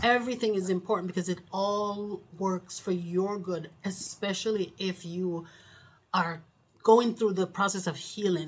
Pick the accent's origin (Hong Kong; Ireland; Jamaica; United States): Jamaica; moved away; We're from Jamaica, West Indies